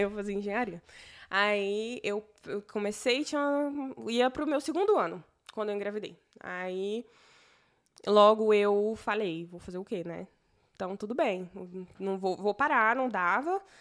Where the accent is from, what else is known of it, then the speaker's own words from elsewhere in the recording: Morrinhos, Goiás, Brazil; moved away; also born or lived in Goiânia; eu sou de Morrinhos, Goiás